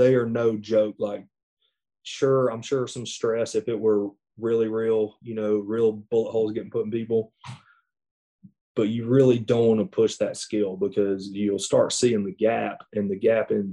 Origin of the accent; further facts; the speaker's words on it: the South, United States; I'm from the South.